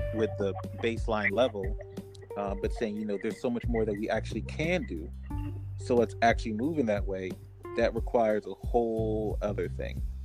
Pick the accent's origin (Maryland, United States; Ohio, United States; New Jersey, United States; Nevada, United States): New Jersey, United States; Newark; also born or lived in Central Virginia; now in Virginia, United States; my hometown of Newark, New Jersey